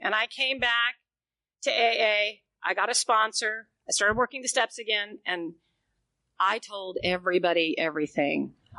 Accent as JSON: {"language": "English", "region": "the South", "country": "United States", "said": "First of all, I'm from the South. You don't put your business in the street, right?"}